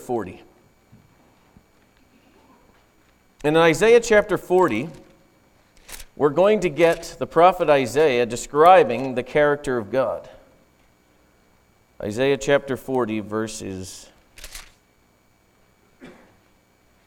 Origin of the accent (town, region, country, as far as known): United States